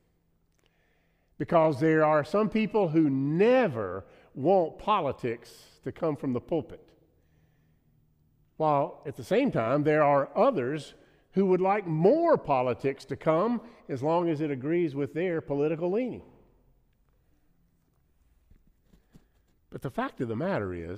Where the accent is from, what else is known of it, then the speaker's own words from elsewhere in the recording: United States; I'm an American